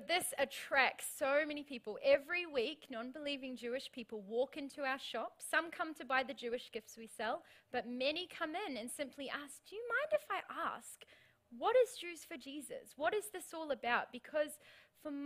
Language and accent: English; New Zealand; now in Australia; as a Kiwi